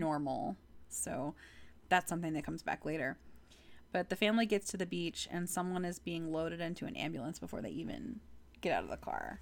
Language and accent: English; Texas, United States; I'm from Texas